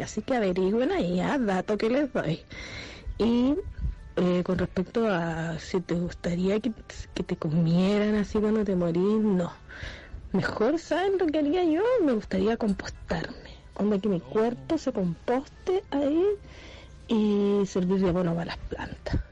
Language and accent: Spanish; Chile